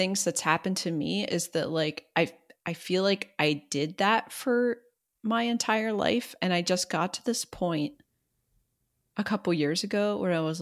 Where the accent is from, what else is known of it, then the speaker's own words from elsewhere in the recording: Southwest Pennsylvania, United States; I'm from Southwest Pennsylvania.